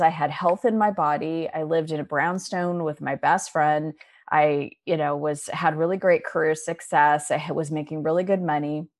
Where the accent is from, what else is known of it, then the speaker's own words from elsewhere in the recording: Scottsdale, Arizona, United States; moved away as an adult; also born or lived in Chicago; I was born and raised in Scottsdale, Arizona